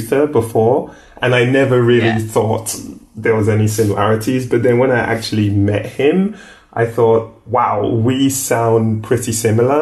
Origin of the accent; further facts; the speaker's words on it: London, United Kingdom; moved away; also born or lived in Nigeria; I grew up in Streatham in South London